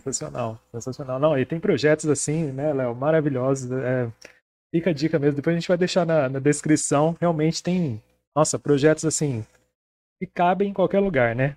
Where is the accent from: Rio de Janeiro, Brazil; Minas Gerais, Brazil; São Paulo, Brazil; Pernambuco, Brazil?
São Paulo, Brazil; Presidente Prudente; a gente é de Presidente Prudente, São Paulo, interior